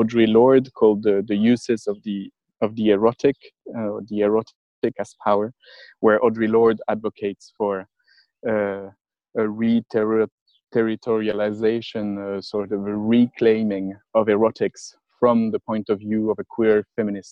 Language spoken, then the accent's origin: English; France; accent: French; English is a second language; I was teaching French, as my accent is indicating